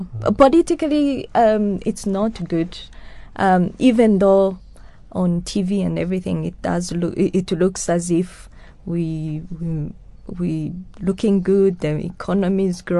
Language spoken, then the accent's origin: English; Rwanda; first language Kinyarwanda; English is a second language; Actually, we sang this a lot in my mother tongue as a hymn. I grew up with hymns. I know a lot of hymns. yes, I grew up with this in the Kinyarwanda hymns.